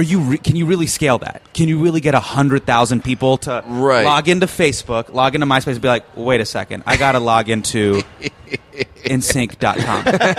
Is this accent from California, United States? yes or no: yes; Davis, California, United States; moved away; also born or lived in Bay Area; But I grew up in Davis